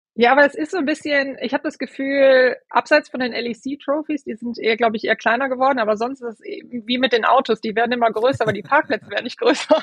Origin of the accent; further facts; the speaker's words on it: Moers, moved with family to the Nordeifel, North Rhine-Westphalia, Germany; ich bin in Mörs, im schönen Mörs geboren